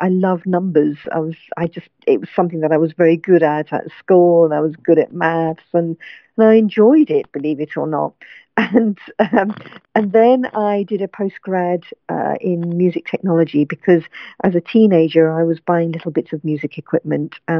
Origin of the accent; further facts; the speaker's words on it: London, United Kingdom; I was born and brought up in London